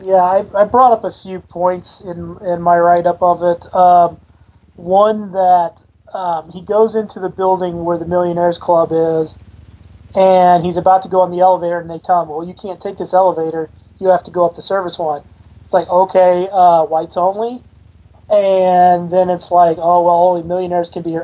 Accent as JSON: {"language": "English", "town": "Decatur", "region": "Illinois", "country": "United States", "tie": "born or raised there", "said": "I grew up near Decatur, Illinois, and we had a little amusement park there in Decatur"}